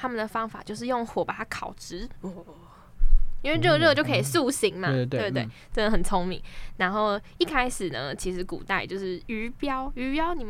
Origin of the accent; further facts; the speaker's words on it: Keelung, Taiwan; 好丢脸哦！我基隆人哎啊，丢脸丢的啊这，